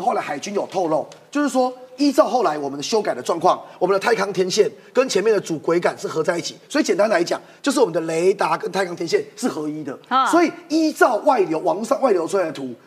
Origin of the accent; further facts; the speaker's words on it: Taiwan; 我们台湾人民